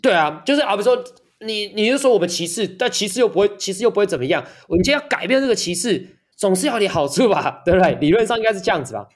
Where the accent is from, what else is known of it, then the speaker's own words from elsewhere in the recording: Taiwan; 作为一个台湾人